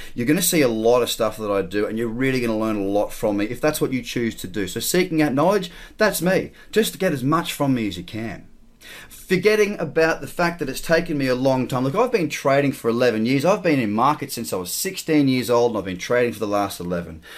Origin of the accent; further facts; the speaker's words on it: Australia; As an Australian